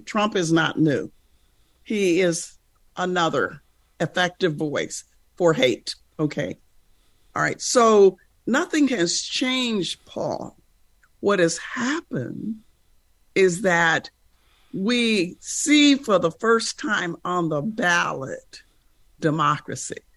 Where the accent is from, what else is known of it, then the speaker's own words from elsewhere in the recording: United States; as an American